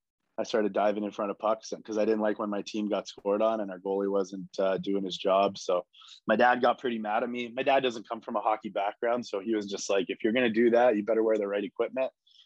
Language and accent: English; California, United States; So, it was really, really fun growing up in California with, all the skilled players